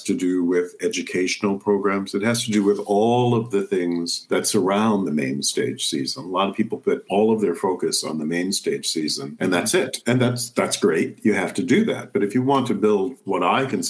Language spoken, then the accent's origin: English; Compton, California, United States; moved away; also born or lived in New Jersey; I grew up in Southeast LA, Compton